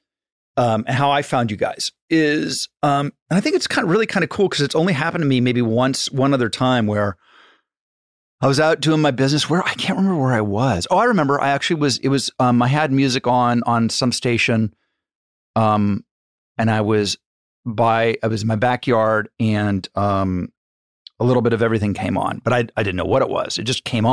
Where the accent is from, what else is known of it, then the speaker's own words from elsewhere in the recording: Malibu, California, United States; growing up in Malibu